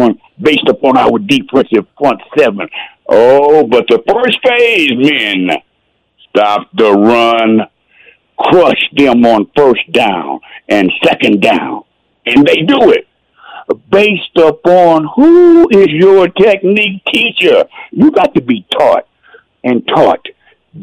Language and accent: English; Texas, United States; I'm a Texan. I started playing when I was 5 in 1960.